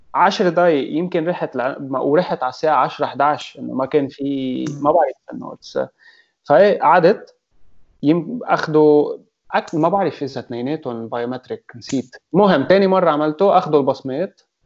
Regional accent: Lebanon

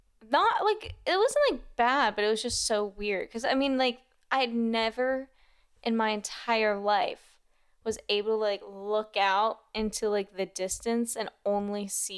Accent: Ohio, United States; I'm from Ohio.

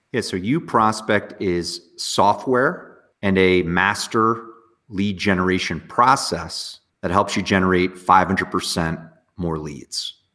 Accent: near Morristown, Northwest New Jersey, United States; I grew up in just a small little town in Northwest near like Morristown

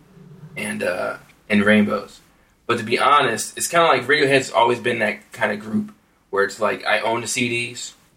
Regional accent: United States; I'm the American over here

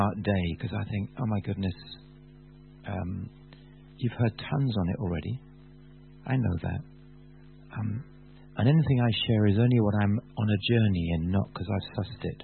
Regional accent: Bath, South West England, United Kingdom; I come from Bath.

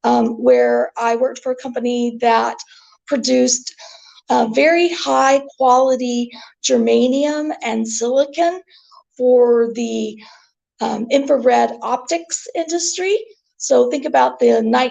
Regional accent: Northwest Arkansas, United States; moved away as an adult; also born or lived in Cleveland, Ohio; now in Tulsa, United States; So I am from a very small community in Northwest Arkansas, about 100 miles from where I sit today. And I attended university in my hometown

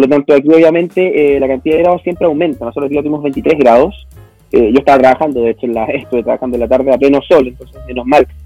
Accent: Chile

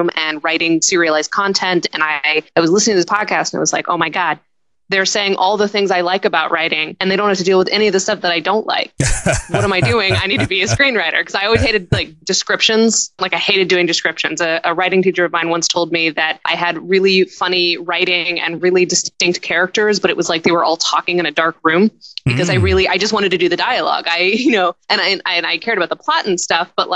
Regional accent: Grand Junction, Colorado, United States; moved away as an adult; also born or lived in Seattle, Washington / Oregon; now in New York City, United States; I was born in Seattle, Washington, but I was raised in a little town called Grand Junction, Colorado, right next to Utah.

